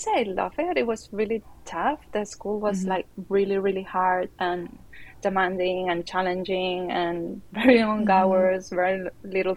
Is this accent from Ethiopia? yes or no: no; Barcelona, Catalonia, Spain; I'm from Barcelona in Spain.